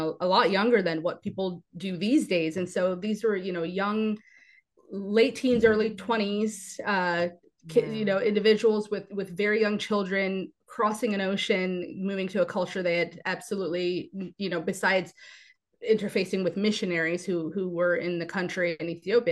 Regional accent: United States; I am born and raised here in the United States

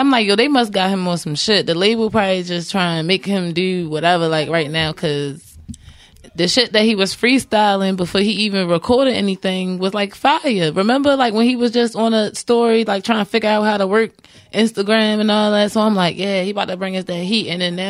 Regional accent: Jamaica; I'm Jamaican.

